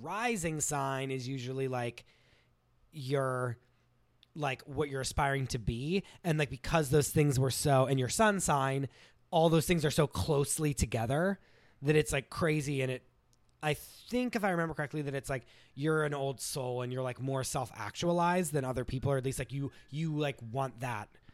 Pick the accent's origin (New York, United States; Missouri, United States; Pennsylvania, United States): Pennsylvania, United States; New Castle; moved away; born in Newcastle, Pennsylvania, um, which is an hour north of Pittsburgh, fifteen minutes from the Ohio border.